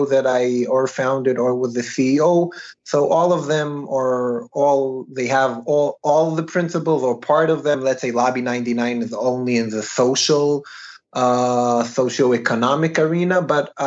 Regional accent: Jerusalem, Jerusalem District, Israel; I was born and raised in Jerusalem.

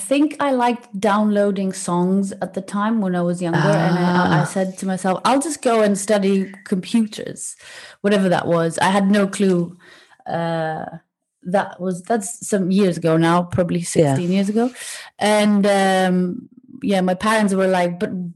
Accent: Greece; moved away as an adult; now in London, United Kingdom; I'm originally from Greece, but I've been here for about 12 years now.

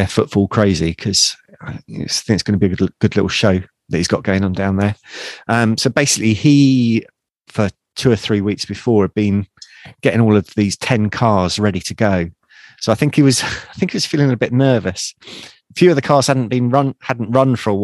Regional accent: United Kingdom; being a Brit over there for the first time

